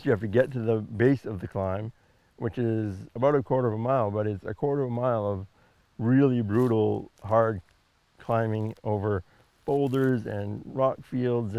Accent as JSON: {"language": "English", "town": "Patten", "region": "Maine", "country": "United States", "tie": "born or raised there", "said": "when I was growing up in Patton. We lived in the woods"}